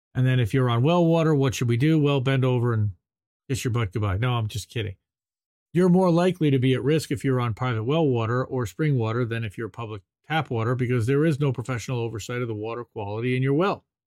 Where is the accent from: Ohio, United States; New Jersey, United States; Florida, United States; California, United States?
New Jersey, United States; I'm from New Jersey